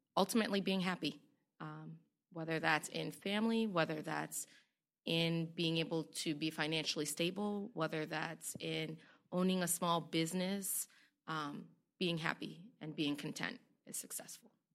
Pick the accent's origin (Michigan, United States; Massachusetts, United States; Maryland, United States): Massachusetts, United States; Boston; I was a young girl growing up in Roxbury